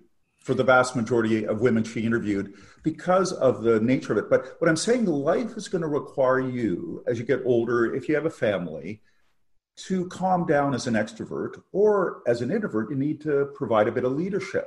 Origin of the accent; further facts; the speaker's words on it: Canada; also born or lived in England; as a Canadian